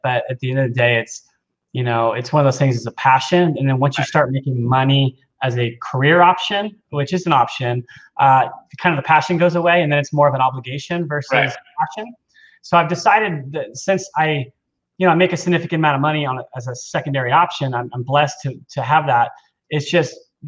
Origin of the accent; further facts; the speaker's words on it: Cerritos, California, United States; also born or lived in Aliso Viejo, California / Huntington Beach, California; I grew up in Cerritos, which is next to Long Beach